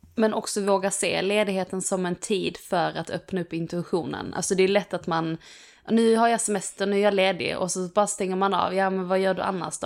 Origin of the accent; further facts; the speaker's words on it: Skåne, Sweden; hemma i Skåne